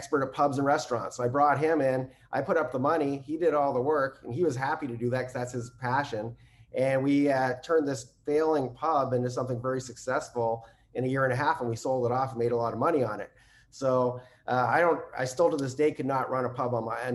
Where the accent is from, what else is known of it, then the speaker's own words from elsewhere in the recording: Canada; I'm Canadian